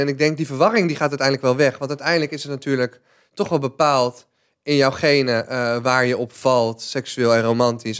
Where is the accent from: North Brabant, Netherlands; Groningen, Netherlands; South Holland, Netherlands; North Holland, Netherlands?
North Brabant, Netherlands; als Brabander